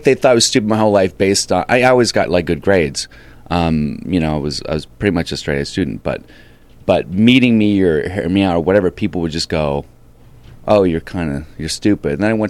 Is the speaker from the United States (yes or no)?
yes; Alexandria, Virginia, United States; I'm from Alexandria, Virginia.